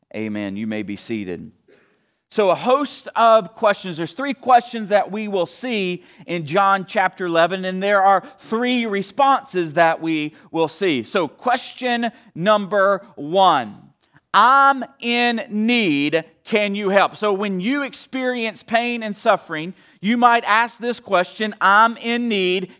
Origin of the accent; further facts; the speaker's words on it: the South, United States; now in Wheaton, United States; I'm from the South